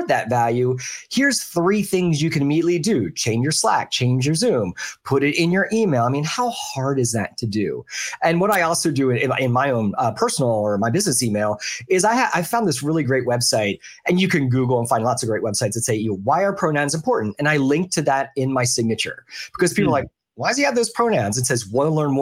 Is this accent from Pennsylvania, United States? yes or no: yes; Philadelphia, Pennsylvania, United States; also born or lived in the South (US); now in the South, United States; I grew up in the Philadelphia area